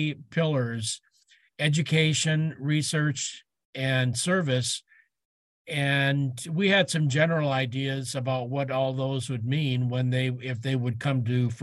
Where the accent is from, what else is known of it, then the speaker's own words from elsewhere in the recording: Michigan, United States; moved away as an adult; also born or lived in Aberdeen, South Dakota; now in South Dakota, United States; I'm a transplant to South Dakota. I grew up in Michigan